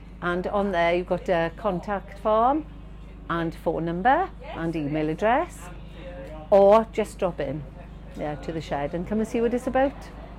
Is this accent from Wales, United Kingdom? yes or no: yes; Brynamman, Wales, United Kingdom; I come from Brynaman, so a little bit further than Clydach